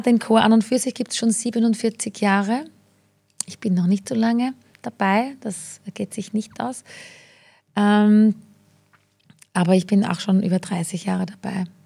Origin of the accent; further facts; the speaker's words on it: rural Lower Austria, Austria; now in Vienna, Austria; als kleines Landei